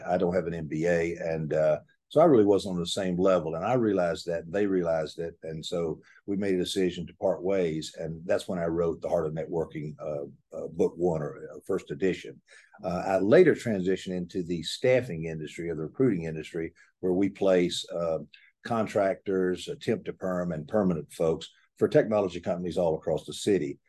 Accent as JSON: {"language": "English", "town": "Atlanta", "region": "Georgia", "country": "United States", "tie": "born or raised there", "said": "I was born in Atlanta, and I will die in Atlanta"}